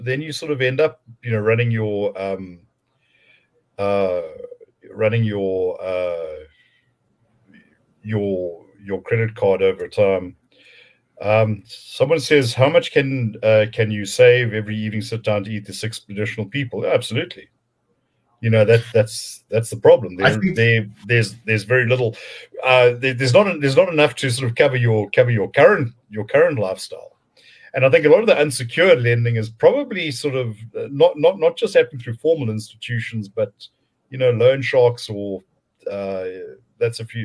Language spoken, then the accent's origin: English; South Africa; being a South African.